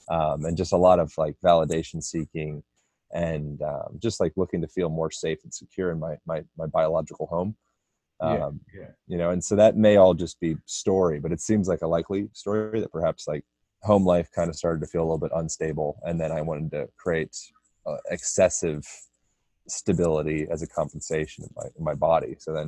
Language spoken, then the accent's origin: English; Lancaster, Pennsylvania, United States; born there; I was born in Amish country, Pennsylvania, Lancaster, Pennsylvania.